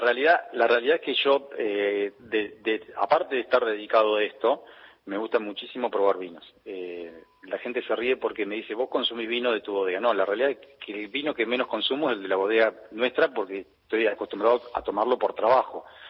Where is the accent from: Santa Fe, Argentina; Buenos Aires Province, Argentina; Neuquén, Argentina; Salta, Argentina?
Buenos Aires Province, Argentina; Tandil; ¿vos sos de Tandil? Sí